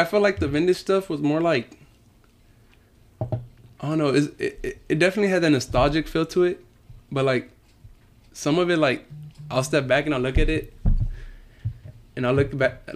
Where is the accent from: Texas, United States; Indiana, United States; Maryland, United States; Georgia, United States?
Texas, United States; Houston; I grew up on the east side of Houston